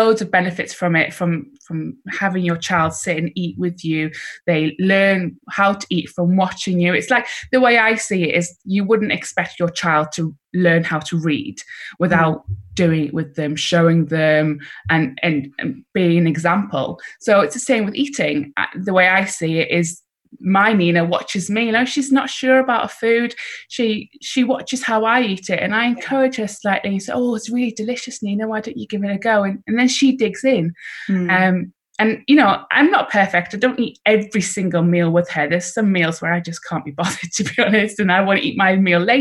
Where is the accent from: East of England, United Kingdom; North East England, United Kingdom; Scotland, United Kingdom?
North East England, United Kingdom; Hexham; I grew up in Hexham, so it's in the middle of A69.